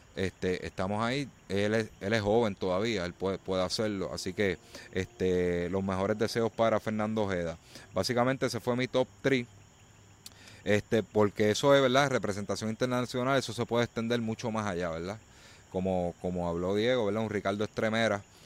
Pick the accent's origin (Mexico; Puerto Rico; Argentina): Puerto Rico